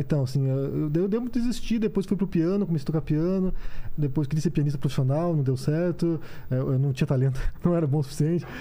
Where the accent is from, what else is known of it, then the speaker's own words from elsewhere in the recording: Curitiba, Paraná, Brazil; moved away as an adult; Eu sou curitibano, é, cresci até, fiquei até os 26 anos em Curitiba e depois fui embora